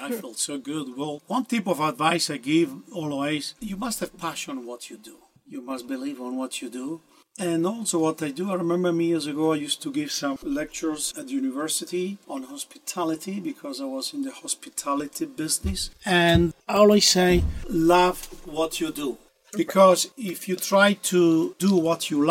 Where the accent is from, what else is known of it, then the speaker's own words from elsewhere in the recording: Italy; moved away; I was born in Italy. And I started at a younger age back in my home country in Italy